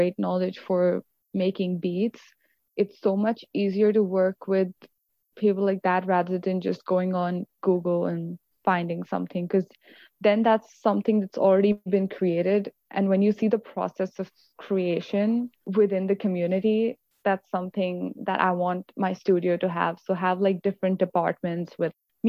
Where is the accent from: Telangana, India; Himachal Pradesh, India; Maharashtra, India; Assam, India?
Maharashtra, India; Mumbai; now in Canada; I grew up in Mumbai